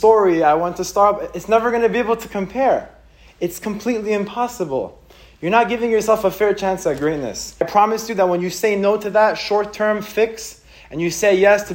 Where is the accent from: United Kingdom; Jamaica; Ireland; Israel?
Israel; now in United States; I grew up in Israel